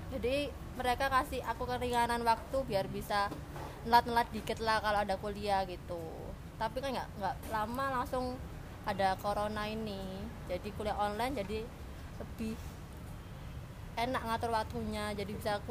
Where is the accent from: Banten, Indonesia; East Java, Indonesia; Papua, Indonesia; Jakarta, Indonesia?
East Java, Indonesia; Surabaya; nah kalau aku sendiri kan asli Surabaya